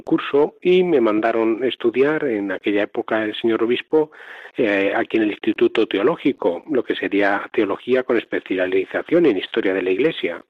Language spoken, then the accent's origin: Spanish; Talavera de la Reina, Castilla-La Mancha, Spain; soy natural de Talavera de la Reina, en la diócesis de Toledo